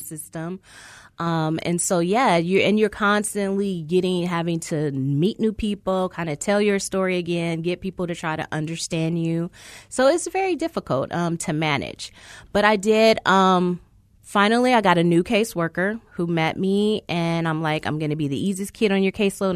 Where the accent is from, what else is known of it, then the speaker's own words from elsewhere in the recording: California, United States; I grew up in California system, not Arizona's